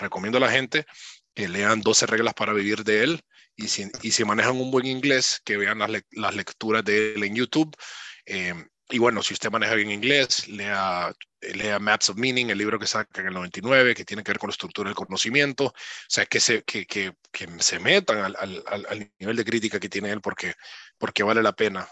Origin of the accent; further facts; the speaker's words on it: Honduras; moved away as an adult; nací en Honduras y me estoy formando fuera de Honduras